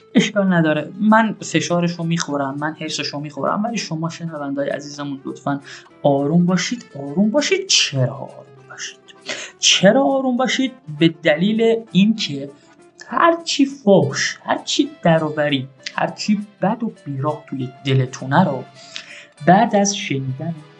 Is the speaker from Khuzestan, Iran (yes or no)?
no; Shiraz, Fars, Iran